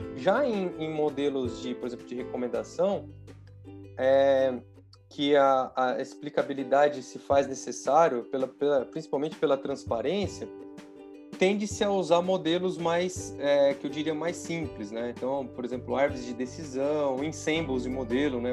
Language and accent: Portuguese; interior of São Paulo, Brazil; eu sou do interior de São Paulo